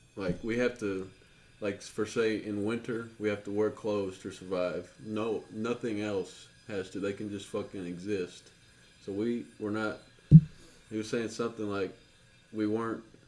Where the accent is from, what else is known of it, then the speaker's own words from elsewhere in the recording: the South, United States; accent: Southern; we grew up in the South, and not you, but the rest of us have Southern accents